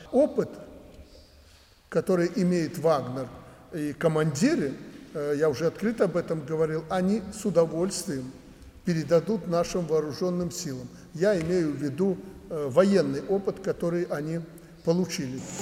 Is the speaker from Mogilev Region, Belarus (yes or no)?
yes; Alexandria, Mogilev Region, Belarus; moved away; мое сердце принадлежит этому уголку Беларуси